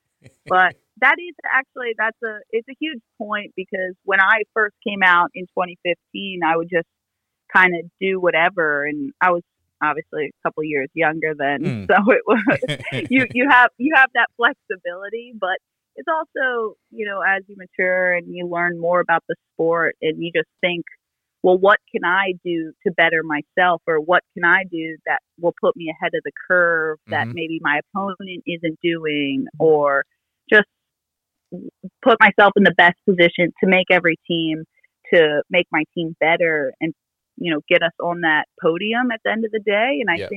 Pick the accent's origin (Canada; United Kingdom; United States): United States; growing up in the States